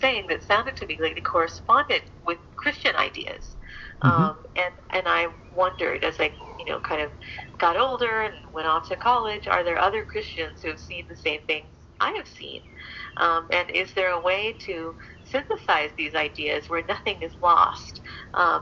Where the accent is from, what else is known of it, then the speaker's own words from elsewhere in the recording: Arlington, Texas, United States; now in Washington, D.C., United States; I grew up in Arlington, and so did my husband